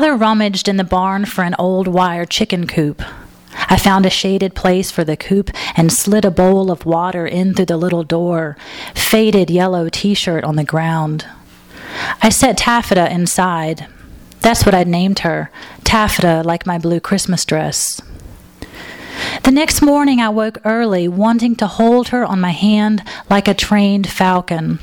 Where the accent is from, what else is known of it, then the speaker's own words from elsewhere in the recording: Alabama, United States; moved away as an adult; now in Los Angeles, United States; I'm originally from Alabama